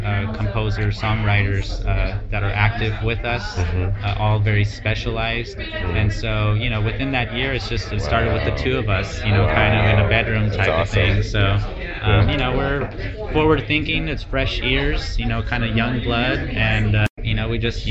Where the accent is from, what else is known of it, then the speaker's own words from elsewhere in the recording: Los Angeles, California, United States; I was raised in like East LA, kind of the ghetto